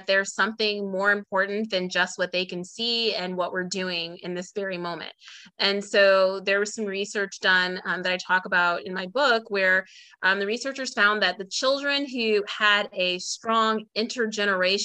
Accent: Illinois, United States; now in Georgia, United States; I'm from Illinois, the Midwest. I live in Georgia outside of Atlanta

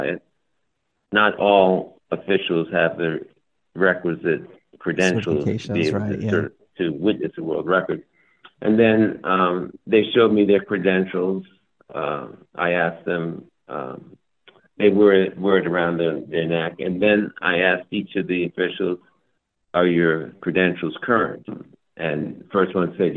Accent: United States; being an American

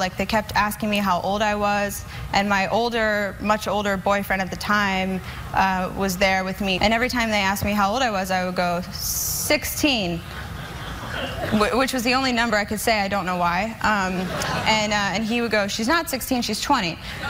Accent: Wilmington, Delaware, United States; I'm from Wilmington, Delaware.

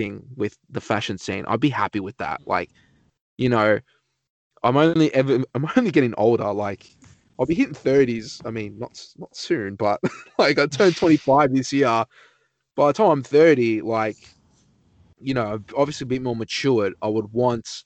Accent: Australia; just an Australian dude

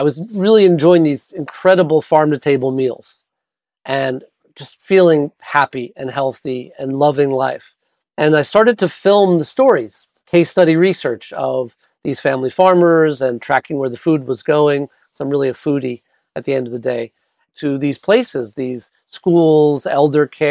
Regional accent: New York City, New York, United States; moved away; I was born and raised in New York City

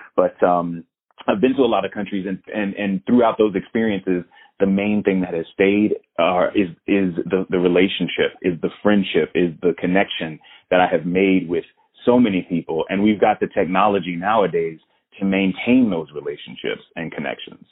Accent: Florida, United States; moved away; I'm from Florida originally

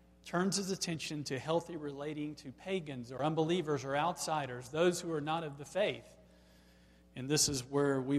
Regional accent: Black, Alabama, United States; growing up in Black, Alabama

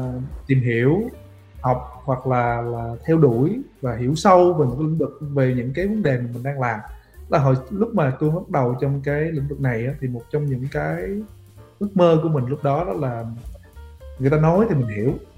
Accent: Vietnam; mình là người Việt biết tiếng Việt

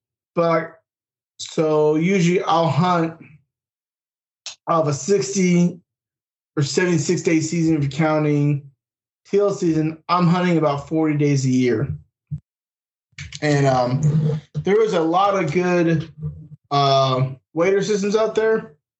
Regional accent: Raleigh, North Carolina, United States; We're here from the Raleigh-Durham area. We ain't from Manitoba.

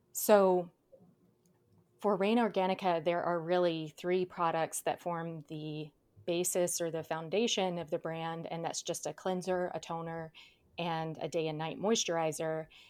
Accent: South Georgia, United States; now in Southern California, United States; I grew up in South Georgia

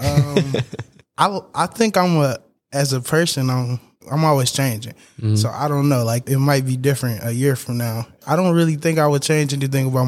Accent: Benton Harbor, Michigan, United States; I'm from Benton Harbor, Michigan. It's like 15 minutes away. I drive here every day from home

